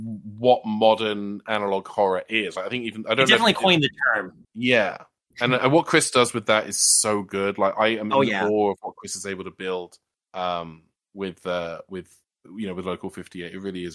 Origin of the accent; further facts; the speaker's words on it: United Kingdom; I'm a British person